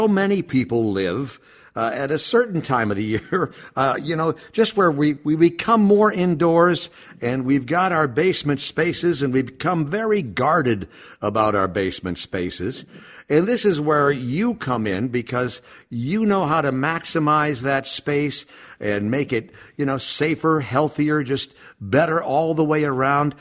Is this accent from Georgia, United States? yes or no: no; Minneapolis, Minnesota, United States; born and raised in South Minneapolis